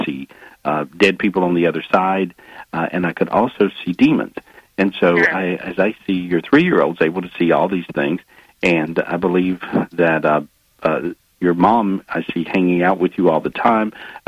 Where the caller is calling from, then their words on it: North Carolina, United States; I'm in North Carolina. It's really pretty.